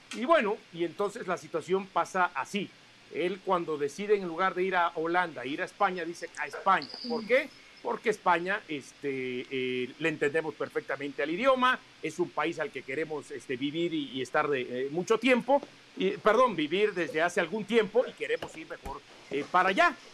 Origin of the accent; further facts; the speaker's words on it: Mexico; somos mexicanos